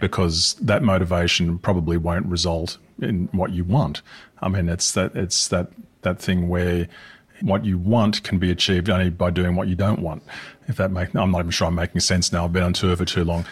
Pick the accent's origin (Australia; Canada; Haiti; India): Australia; my home country too, because I'm Australian